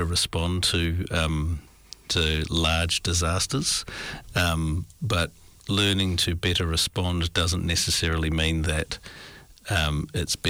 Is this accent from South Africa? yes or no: no; New Zealand; as a New Zealander, our culture is that we assume